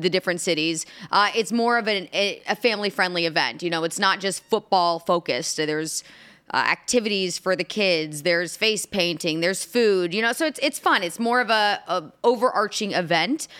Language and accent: English; Indianapolis, Indiana, United States; Indianapolis, my hometown